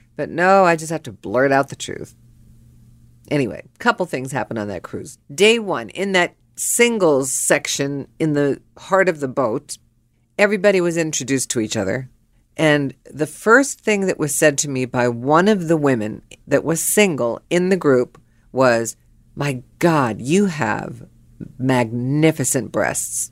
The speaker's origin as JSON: {"language": "English", "town": "Pittsburgh", "region": "Pennsylvania", "country": "United States", "tie": "born or raised there", "said": "I was born and raised in Pittsburgh"}